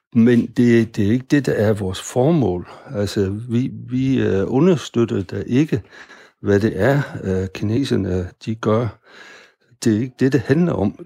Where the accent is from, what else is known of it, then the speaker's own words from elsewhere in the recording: Denmark; vi som danskere